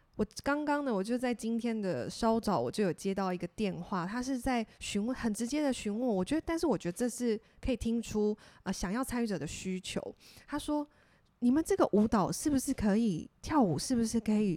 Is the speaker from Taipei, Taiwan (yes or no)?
no; Tainan, Taiwan; 我的家乡，台南，我们的古都